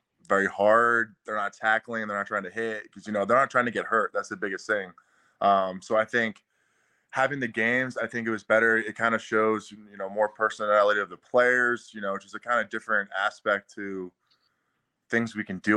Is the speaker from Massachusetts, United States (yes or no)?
yes; Massachusetts, United States; moved away as an adult; also born or lived in Baltimore, Maryland; I've been up in Massachusetts. I have a house up here, actually, in my hometown.